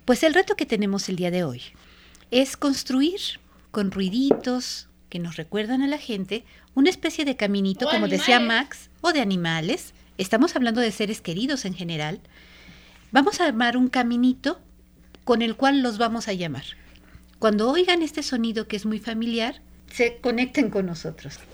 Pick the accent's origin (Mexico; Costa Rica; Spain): Mexico; nosotros como mexicanos